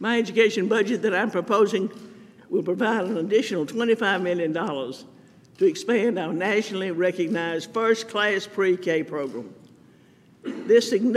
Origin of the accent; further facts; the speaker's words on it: Camden, Alabama, United States; Growing up in Camden, my first grade teacher was Mrs. Elise Hickey